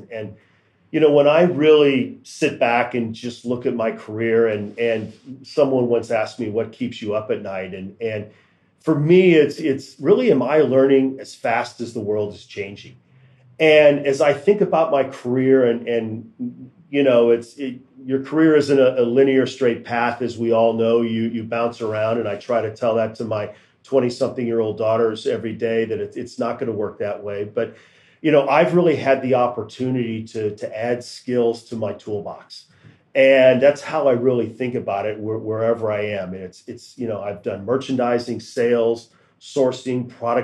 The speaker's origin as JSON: {"language": "English", "town": "Kansas City", "region": "Missouri", "country": "United States", "tie": "born or raised there", "moved": "yes", "lives_now": "Greensboro, United States", "said": "I grew up in Kansas City, so I grew up around the brand and the hometown and seeing it there"}